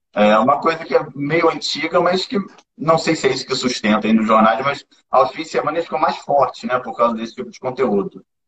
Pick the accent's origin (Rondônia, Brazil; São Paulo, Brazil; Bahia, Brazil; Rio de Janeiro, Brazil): Rio de Janeiro, Brazil; eu sou do Rio